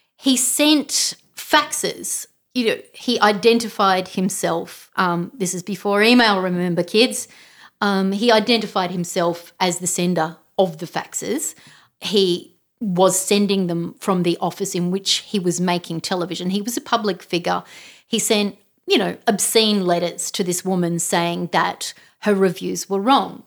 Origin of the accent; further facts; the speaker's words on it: Canberra, Australian Capital Territory, Australia; grew up in Canberra.